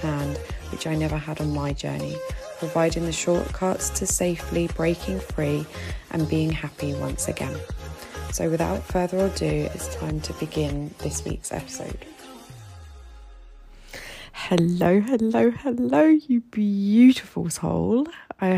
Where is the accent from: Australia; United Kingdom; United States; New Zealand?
United Kingdom; moved away as an adult; now in Egypt; as a British woman living here in Egypt